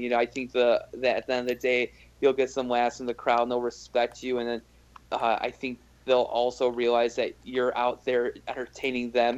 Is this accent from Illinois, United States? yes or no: yes; Chicago, Illinois, United States; also born or lived in Berlin (hometown, possibly ASR error); I'm from Chicago